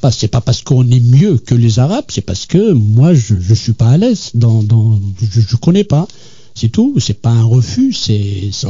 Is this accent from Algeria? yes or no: yes; Algiers, Algiers Province, Algeria; born there; first language Kabyle; Je suis né à Alger. J'ai toujours euh, parlé kabyle, l'arabe, ce qu'on appelle dialectal, mhm. l'algérien, quoi.